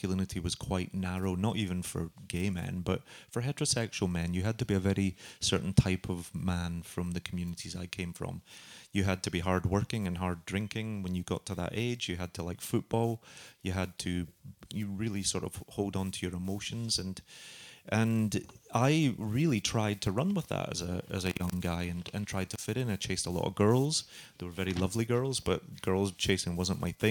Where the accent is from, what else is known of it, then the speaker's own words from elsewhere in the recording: Glasgow, Scotland, United Kingdom; moved away as an adult; now in New York, United States; I've lived in New York since 2000, but I'm from Glasgow. My family still live on the streets that I write about